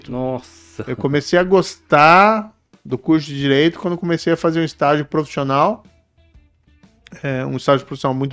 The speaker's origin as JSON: {"language": "Portuguese", "town": "Maringá", "region": "Paraná", "country": "Brazil", "tie": "born or raised there", "moved": "as an adult", "said": "Então eu nasci em Maringá, saí da cidade apenas ali aos 24 anos, é, definitivamente, né?"}